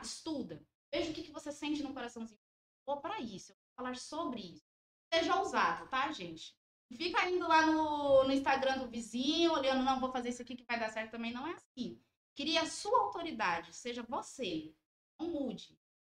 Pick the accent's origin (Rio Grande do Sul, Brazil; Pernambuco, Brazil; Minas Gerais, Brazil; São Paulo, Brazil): Minas Gerais, Brazil; Ouro Preto; Nós somos daqui de Ouro Preto